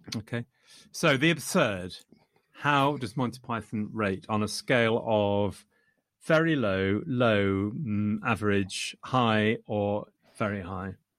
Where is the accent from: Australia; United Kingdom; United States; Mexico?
United Kingdom; England; I am English.